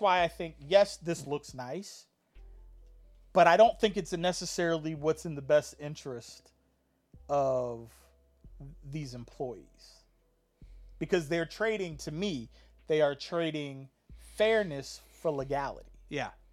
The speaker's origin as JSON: {"language": "English", "town": "Hampton", "region": "Virginia", "country": "United States", "tie": "born or raised there", "said": "I grew up in Hampton, it was black, white, and there was a mixture of like Asian ethnicity"}